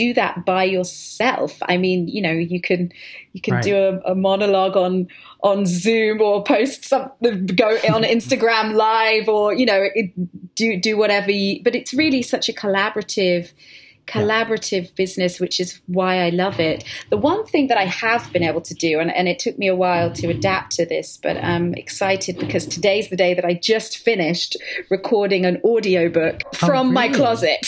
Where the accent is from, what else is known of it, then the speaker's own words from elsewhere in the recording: United Kingdom; I'm being British, but I've worked in an American accent for quite a while